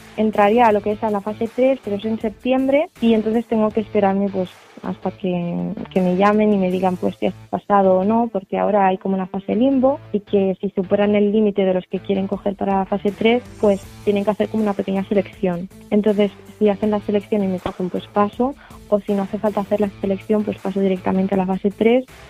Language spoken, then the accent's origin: Spanish; Tarragona, Catalonia, Spain; tengo 20 años, vengo de Tarragona